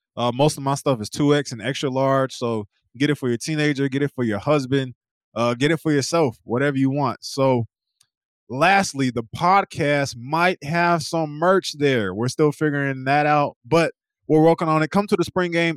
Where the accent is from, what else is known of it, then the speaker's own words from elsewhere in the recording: East Coast, United States; moved away; also born or lived in Oklahoma; I'm from the East Coast